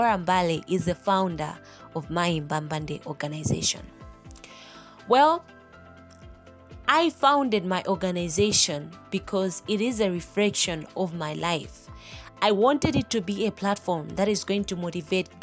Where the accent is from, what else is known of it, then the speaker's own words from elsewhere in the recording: Malawi; I am from Malawi, the warm heart of Africa. I was born and raised in a family of three girls